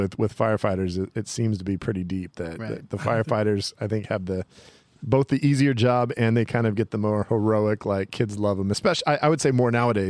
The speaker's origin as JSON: {"language": "English", "town": "Oakdale", "country": "United States", "said": "I'm from Oakdale."}